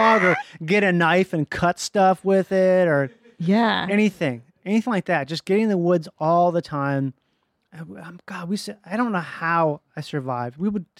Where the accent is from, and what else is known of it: Minnesota, United States; born or raised there